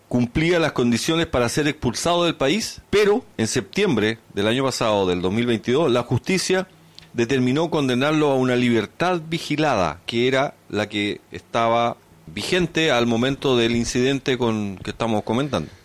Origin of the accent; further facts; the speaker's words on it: Chile; nos une a todos como chilenos